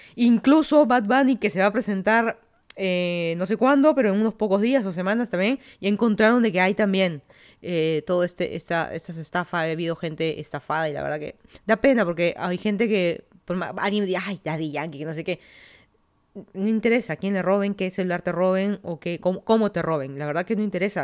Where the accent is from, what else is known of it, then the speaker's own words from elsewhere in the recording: Lima, Peru; moved away as an adult; also born or lived in Florida, United States / Virginia, United States; now in Fairfax County, Virginia, United States; yo soy de Lima, Perú, me mudé a Estados Unidos hace seis años